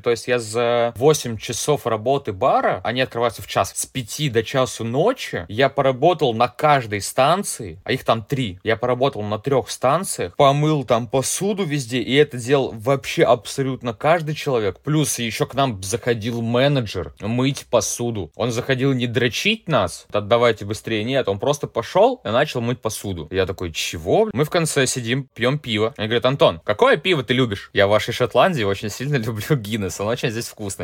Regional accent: Russia; moved away as an adult; now in Edinburgh, United Kingdom; я из России

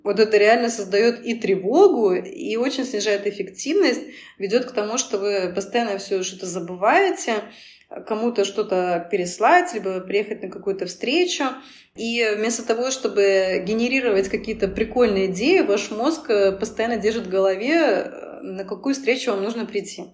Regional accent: Belarus; also born or lived in Moscow, Russia; now in Cyprus; Я вообще сама белоруска, но в Москве 7 лет прожила

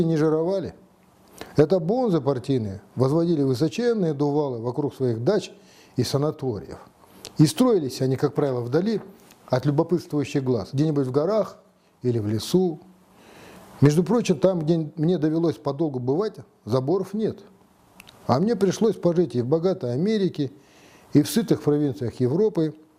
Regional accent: Kazakhstan; Мы, казахи

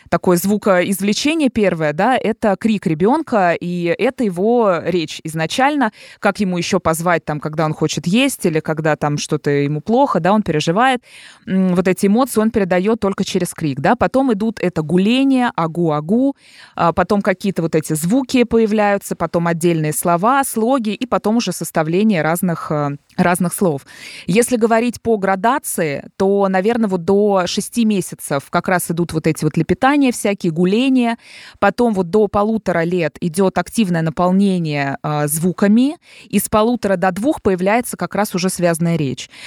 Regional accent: Dubna, Moscow Oblast, Russia; я из Подмосковья

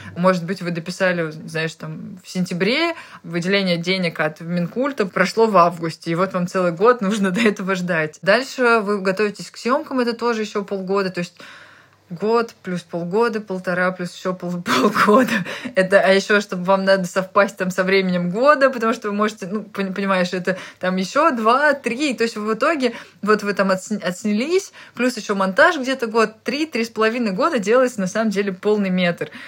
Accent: Tolyatti, Samara Oblast, Russia; moved away; я ребенок из Тольятти

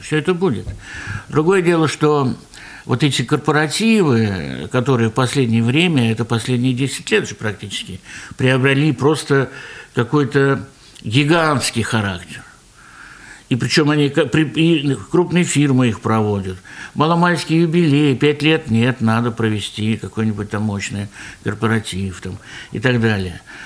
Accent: Ufa, Bashkortostan, Russia; мы вот из Башкирии, из Уфы

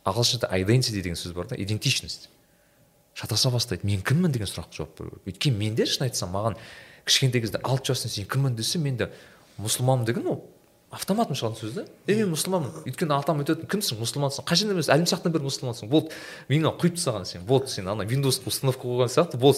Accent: Turkistan Region, Kazakhstan; moved away; мен менің ауыл жағым түркістан жағы

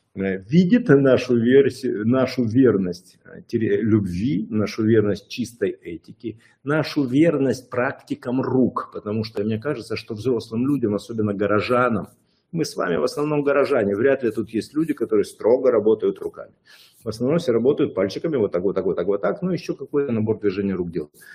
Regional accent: Odesa, Odesa Oblast, Ukraine; я человек из Одессы

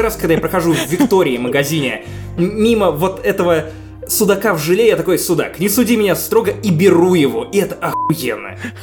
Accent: Obninsk, Kaluga Oblast, Russia; Обнинска, откуда я родом

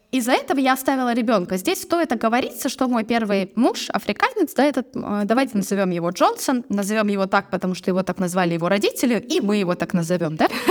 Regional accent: Vladivostok, Primorsky Krai, Russia; moved away as an adult; also born or lived in Barnaul / China; Я родилась в Владивостоке. Я приморская угу. девчонка

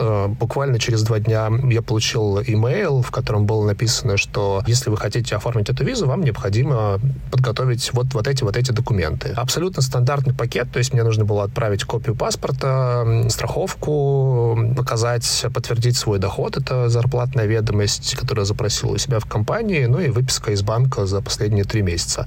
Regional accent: Khabarovsk, Khabarovsk Krai, Russia; also born or lived in Moscow; now in Dubai, United Arab Emirates; Я один раз в своей жизни переезжал из Дальнего Востока, где родился в Москву. Из Хабаровска. Из Хабаровска, да, я родился в Хабаровске.

